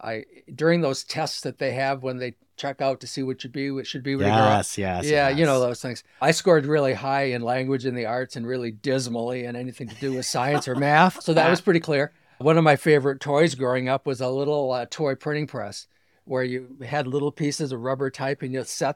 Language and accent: English; Sault Ste. Marie, Michigan, United States; also born or lived in Ann Arbor, Michigan; From Sault Ste. Marie, Michigan. I grew up here. Went to college here for my first year